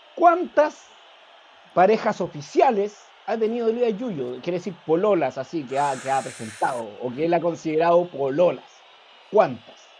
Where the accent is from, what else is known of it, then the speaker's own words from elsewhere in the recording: Santiago, Santiago Metropolitan Region, Chile; yo fui al colegio, mi colegio estaba al lado del Monumental